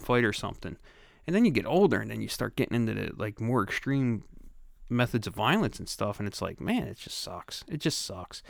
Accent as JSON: {"language": "English", "town": "Philadelphia", "region": "Pennsylvania", "country": "United States", "tie": "born or raised there", "also_born_or_lived": "Delaware County, Pennsylvania", "moved": "yes", "said": "I grew up in Grace Ferry, and that was, you know, that was where I grew up"}